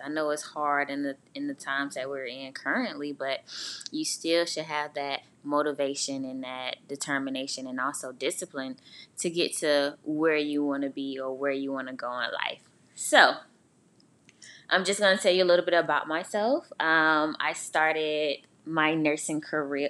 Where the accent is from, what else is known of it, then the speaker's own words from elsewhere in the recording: Augusta, Georgia, United States; moved away as an adult; also born or lived in Albany, Georgia; I'm from Augusta